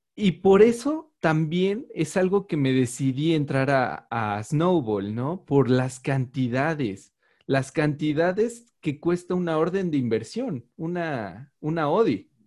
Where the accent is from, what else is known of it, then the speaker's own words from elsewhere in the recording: Mexico; yo soy mexicano